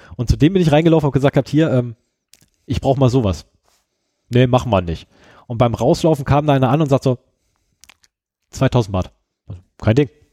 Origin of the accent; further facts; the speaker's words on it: Germany; ich komme aus Deutschland